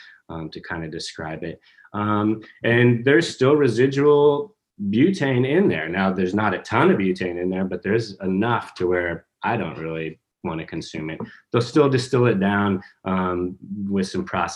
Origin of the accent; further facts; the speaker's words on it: New Mexico, United States; now in Kentucky, United States; I come from New Mexico. It's hard to grow grass